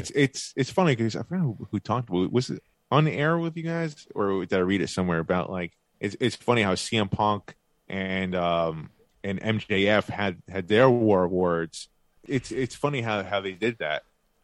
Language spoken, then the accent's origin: English; Long Island, New York, United States; I'm also from Long Island.